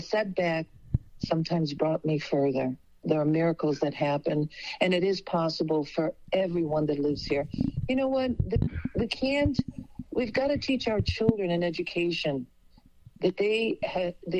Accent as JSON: {"language": "English", "town": "Chicago", "region": "Illinois", "country": "United States", "tie": "born or raised there", "also_born_or_lived": "Bassano del Grappa, Italy"}